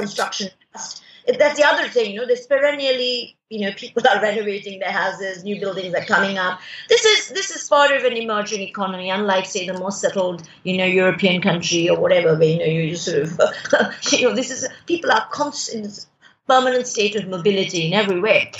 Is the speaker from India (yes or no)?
yes; India; also born or lived in United Kingdom / France; I choose to remain in India